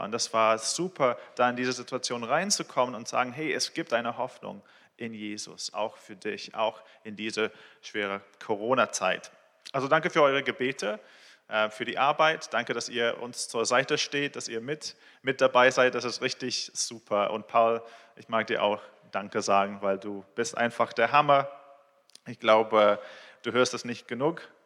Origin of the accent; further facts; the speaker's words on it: England, United Kingdom; German is a second language; moved away as an adult; also born or lived in Israel; now in Berlin, Germany; Ich bin in Israel geboren, in England aufgewachsen. Ich wohne hier mit meiner Familie, äh, in Berlin seit vier Jahren.